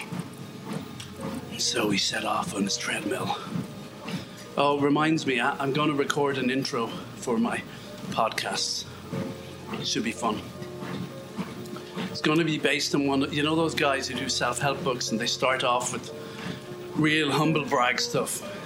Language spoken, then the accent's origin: English; Galway, Connacht, Ireland; I was never accepted in my hometown of Galway because I didn't have an authentic West of Ireland accent.